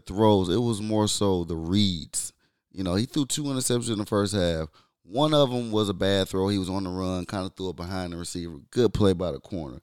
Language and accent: English; Michigan, United States; I'm from Michigan